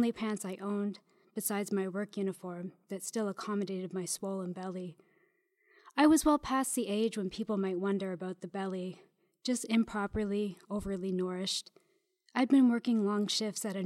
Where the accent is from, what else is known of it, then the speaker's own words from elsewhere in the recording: Fredericton, New Brunswick, Canada; moved away as an adult; also born or lived in Victoria / Toronto; now in Montreal, Canada; I'm originally from Fredericton, New Brunswick, but I've been here for about 11 years.